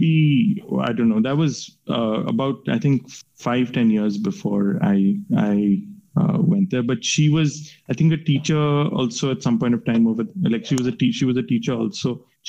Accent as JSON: {"language": "English", "region": "West Virginia", "country": "United States", "tie": "born there", "said": "So my mom's American and I was born in West Virginia. My dad met my mom in West Virginia."}